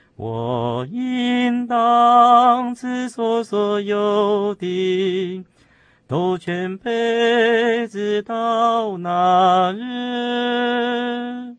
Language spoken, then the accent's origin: Chinese; Taiwan; 另外在教会里面呢，啊，的成长过程，说起来是非常地感谢主啊，因为毕竟是在一个乡下地方啊，元首的教会就是乌龙教会